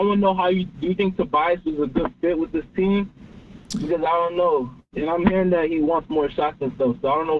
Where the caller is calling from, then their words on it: Philadelphia, Pennsylvania, United States; from Philly.